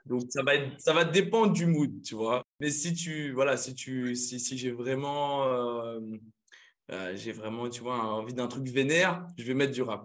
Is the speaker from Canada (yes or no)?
no; Saint-Paul, Réunion; moved away as an adult; also born or lived in Limoges; d'où je viens, comme dit Claire La Réunion, moi c'est un Yab, sort de Game Saint-Paul un euh, petit village la Miss